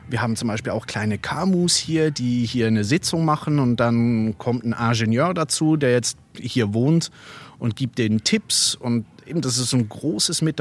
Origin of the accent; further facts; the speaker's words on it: Basel, Basel-Stadt, Switzerland; ich bin in Basel geboren, ich bin in Basel aufgewachsen